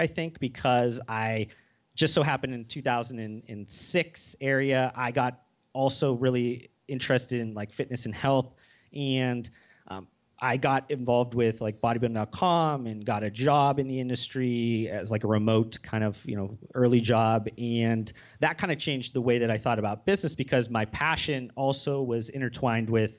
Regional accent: Youngstown, Ohio, United States; growing up in Youngstown, Ohio, which is very much blue collar

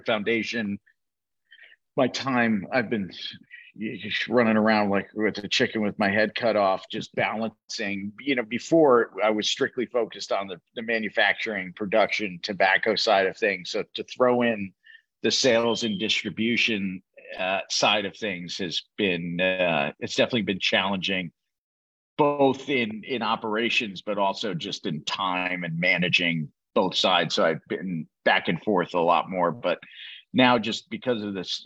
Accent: New Haven, Connecticut, United States; I'm from New Haven, Connecticut

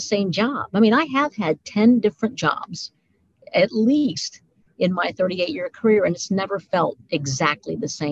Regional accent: Mount Vernon, Ohio, United States; So we grew up in Mount Vernon, Ohio

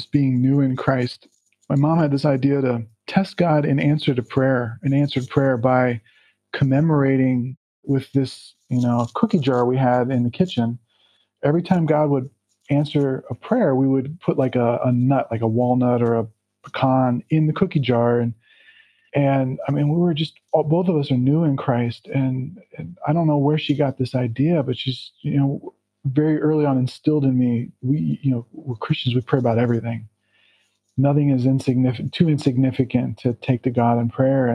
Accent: Cincinnati, Ohio, United States; moved away as an adult; also born or lived in Chicago; now in Berlin, Germany; my hometown, Cincinnati, Ohio

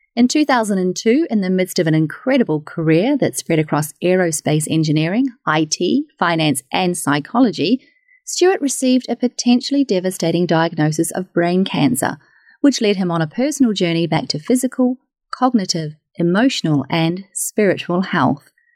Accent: New Zealand; I'm from New Zealand

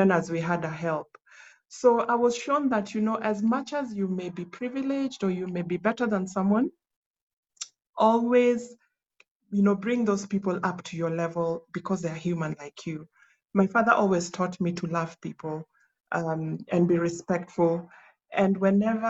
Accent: Nyanza, Kenya; also born or lived in South Sudan; where I come from Nyanza. I come from the mighty Luo Nation

